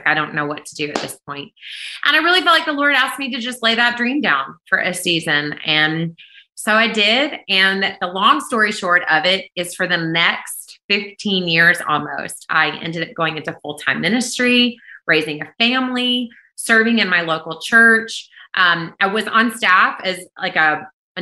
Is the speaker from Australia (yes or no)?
no; Kentucky, United States; moved away as an adult; now in Nashville, United States; I was born in Kentucky, but moved to Nashville, Tennessee when I was 20, and I've lived here ever since.